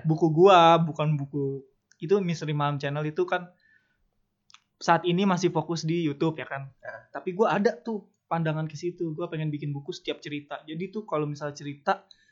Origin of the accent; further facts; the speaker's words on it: Jakarta, Indonesia; gue dari Jakarta